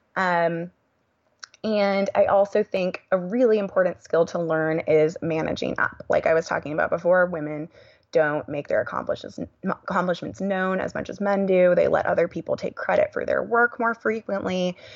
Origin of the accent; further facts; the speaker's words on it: Silicon Valley, California, United States; born and raised in California